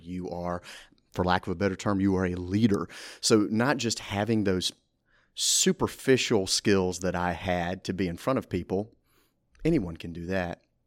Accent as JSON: {"language": "English", "town": "Brandon", "region": "Mississippi", "country": "United States", "tie": "born or raised there", "moved": "as an adult", "lives_now": "Ruston, United States", "said": "I'm originally from Brandon, Mississippi. I was born and raised there"}